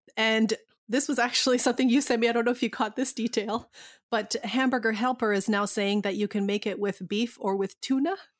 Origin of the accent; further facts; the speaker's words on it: Canada; we're, we're Canadian